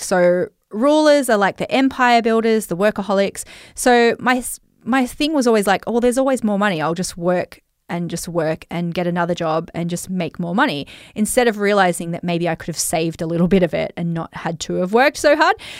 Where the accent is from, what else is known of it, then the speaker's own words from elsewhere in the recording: Australia; accent: Australian; I've got such an Australian accent